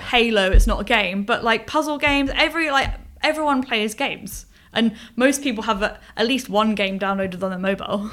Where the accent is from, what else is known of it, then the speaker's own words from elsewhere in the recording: Portsmouth, South East England, United Kingdom; moved away as an adult; now in Bournemouth, United Kingdom; I've grown up on the south coast. Um, I'm from Portsmouth